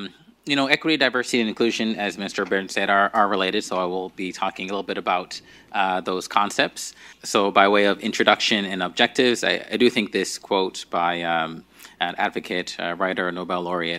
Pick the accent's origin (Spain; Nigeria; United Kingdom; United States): Nigeria; now in Newfoundland and Labrador, Canada; So this is me maybe a couple of years before I moved from Nigeria to Newfoundland and Labrador.